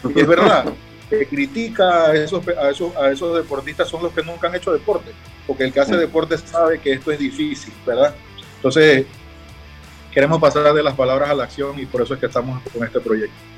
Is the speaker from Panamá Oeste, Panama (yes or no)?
no; Chiriquí, Panama; los chiricanos somos los primeros panameños